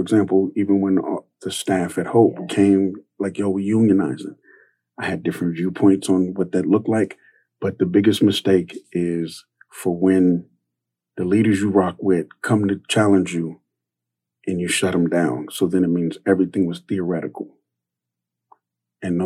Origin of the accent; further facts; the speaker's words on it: California, United States; Growing up in California with a vegan and vegetarian, with a Black single mother that everyone thinks is lesbian, it was rough